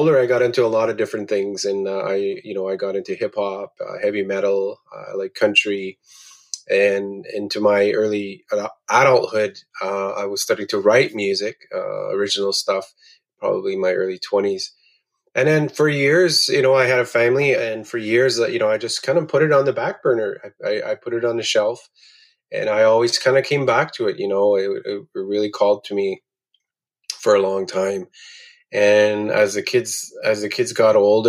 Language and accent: English; Attawapiskat, Ontario, Canada; I'm from Attawapiskat, Ontario, located on the west coast of James Bay in Canada's far north